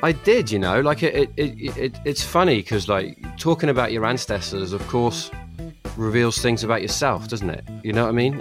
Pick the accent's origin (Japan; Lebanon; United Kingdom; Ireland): United Kingdom; England; I grew up touching stones that were put there ten thousand years ago and um, you know, uh, so uh, and that was a formative part of being a young kid growing up in England